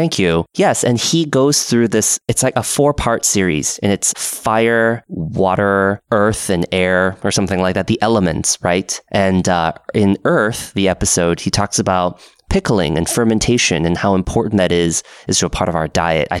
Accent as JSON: {"language": "English", "town": "Portland", "region": "Oregon", "country": "United States", "tie": "born or raised there", "lives_now": "Seattle, United States", "said": "Being up in Seattle and also growing up in Portland, there is a lot of good coffee."}